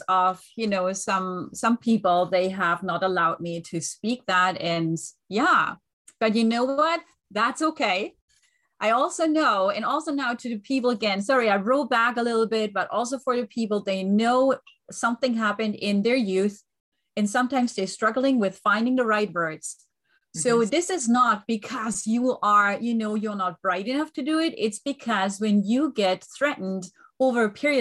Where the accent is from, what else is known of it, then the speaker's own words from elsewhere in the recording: Germany; English is a second language; moved away; I was raised and born in Germany, but I have an Italian family